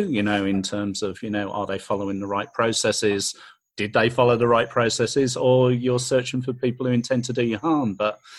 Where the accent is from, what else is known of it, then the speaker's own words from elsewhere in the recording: Australia; we're Australian, right? We don't even speak the same kind of English